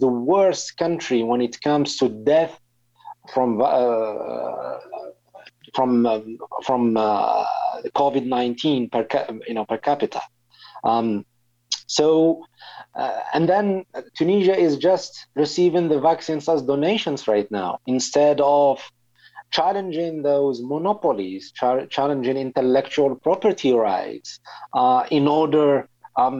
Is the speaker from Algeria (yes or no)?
yes; Algeria; now in United Kingdom; people in my home country are not vaccinated.